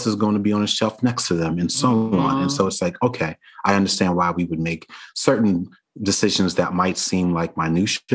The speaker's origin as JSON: {"language": "English", "town": "New York City", "region": "New York", "country": "United States", "tie": "born or raised there", "said": "I grew up in Brooklyn, New York"}